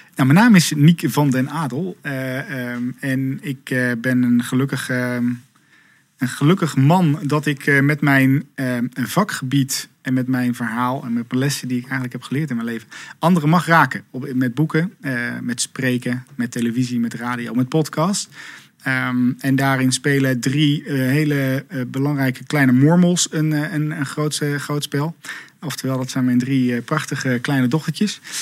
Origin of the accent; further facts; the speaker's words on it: Zevenaar, Gelderland, Netherlands; moved away as an adult; also born or lived in Leeuwarden / Amsterdam / Rotterdam; Ik ben in Zevenaar opgegroeid, in het oosten van het land.